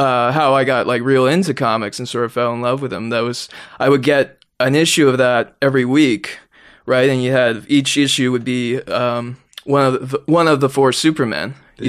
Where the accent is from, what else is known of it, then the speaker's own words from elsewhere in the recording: Toronto, Ontario, Canada; Yeah, I grew up in Rexdale, as we call it. Not the best area of Toronto, you know.